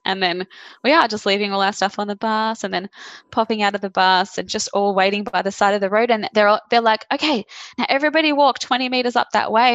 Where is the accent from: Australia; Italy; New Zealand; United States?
Australia; Caringbah, New South Wales; Born and bred.